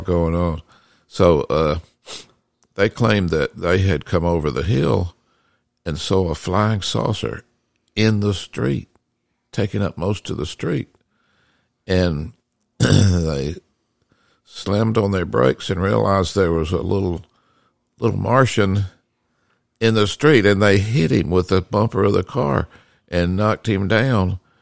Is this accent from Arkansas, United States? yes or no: no; Decatur, Georgia, United States; I grew up in Decatur, Georgia, which is right, it's just right next to Atlanta